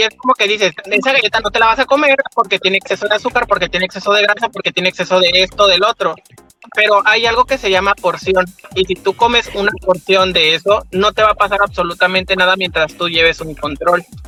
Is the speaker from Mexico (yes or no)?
yes; Comalcalco, Tabasco, Mexico; Soy de Comalcalco